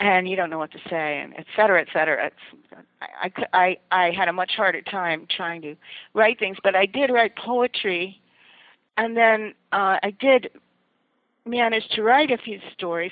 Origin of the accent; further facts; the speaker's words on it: Allentown, Pennsylvania, United States; I grew up in Allentown, Pennsylvania